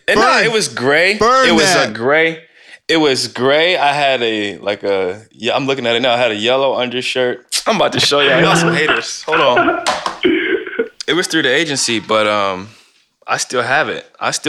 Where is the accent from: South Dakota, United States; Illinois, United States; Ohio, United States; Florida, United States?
Ohio, United States; Canton; I'm from Canton, Ohio.